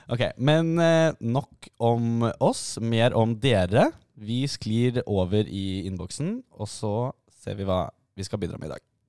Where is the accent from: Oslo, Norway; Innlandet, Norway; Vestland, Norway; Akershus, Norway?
Oslo, Norway; Vi er også begge fra Oslo